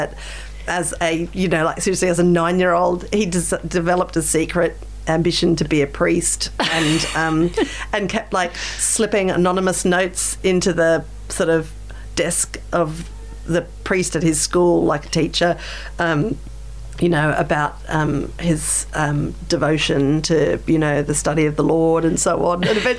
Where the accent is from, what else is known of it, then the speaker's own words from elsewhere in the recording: South Australia, Australia; Australia as well, which has just like lost the car manufacturing industry. So for my home state, it's a survival, you know.